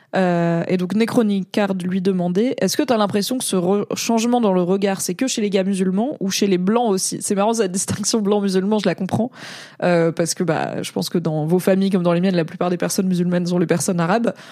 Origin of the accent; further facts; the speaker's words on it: France; je suis né et j'ai grandi en France